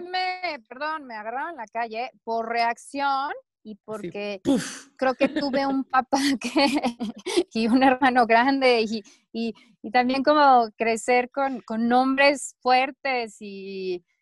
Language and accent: Spanish; Chihuahua, Mexico; now in Mexico City, Mexico; yo crecí en Chihuahua